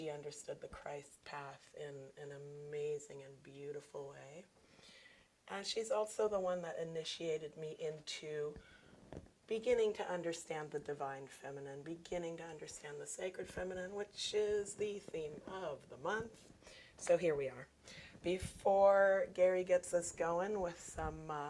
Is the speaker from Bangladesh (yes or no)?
no; Germany; moved away as an adult; now in United States; I moved from Germany to the United States, went to college